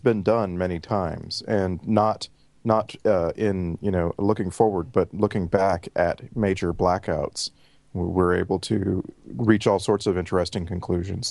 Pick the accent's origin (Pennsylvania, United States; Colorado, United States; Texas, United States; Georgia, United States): Texas, United States; moved away as an adult; now in Vancouver, Canada; thirty-five years in Texas